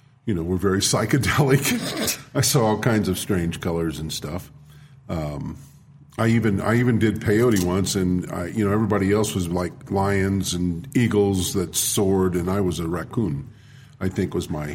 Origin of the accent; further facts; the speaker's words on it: New Mexico, United States; growing up in New Mexico, northwestern Mexico, close to the reservation